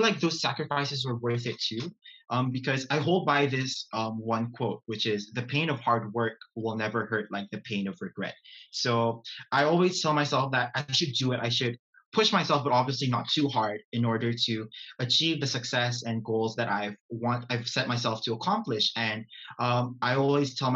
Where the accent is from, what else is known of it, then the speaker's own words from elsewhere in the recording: Brunei; moved away as an adult; now in Glasgow, United Kingdom; I am from Brunei Darussalam